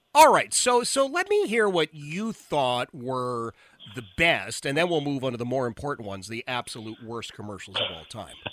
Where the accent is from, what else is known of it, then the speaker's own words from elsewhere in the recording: Philadelphia, Pennsylvania, United States; I grew up in Philadelphia, Philadelphia native